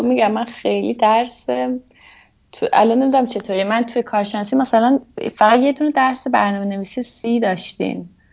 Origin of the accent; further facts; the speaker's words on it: Hamadan, Hamadan Province, Iran; moved away as an adult; also born or lived in Tehran / Tabriz; now in Switzerland; من متولد همدان هستم همدان به دنیا اومدم بعد یه حدود نه سالم اینا که بود با خانوادم اومدیم تهران